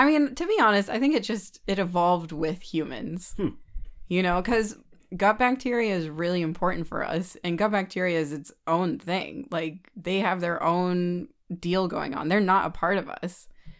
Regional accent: California, United States; also born or lived in England; I'm from California. I'm a California Bay Area girl, like through and through. This is where I'm from.

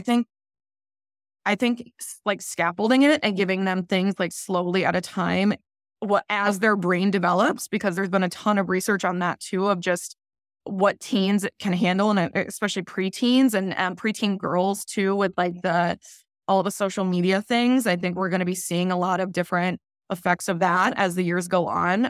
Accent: Midwest, United States; now in Southern California, United States; I grew up in the Midwest and now I'm in Southern California

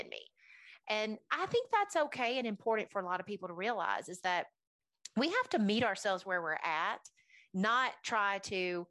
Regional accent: Nashville, Tennessee, United States; also born or lived in Alabama; after the age of 9, we moved to Nashville from Alabama

